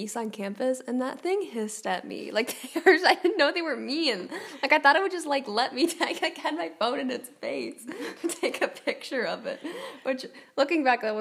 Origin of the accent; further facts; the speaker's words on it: Dallas County, Texas, United States; I'm still in my hometown, like, living in my mom's house. I still live here